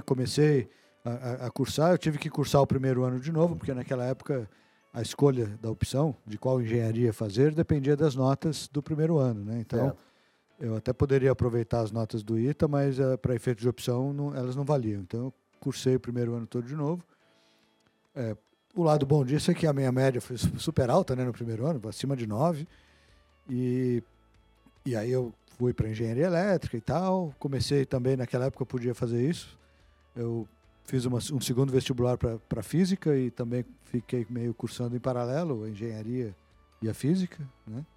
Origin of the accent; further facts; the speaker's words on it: São José dos Campos, São Paulo, Brazil; also born or lived in Santos; nasci em São José dos Campos, é, Vale do Paraíba ali